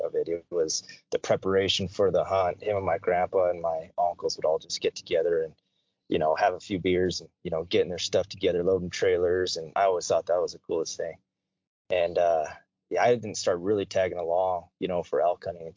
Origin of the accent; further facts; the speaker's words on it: Cheyenne, Wyoming, United States; also born or lived in Denver, Colorado; Born and raised in Cheyenne, Wyoming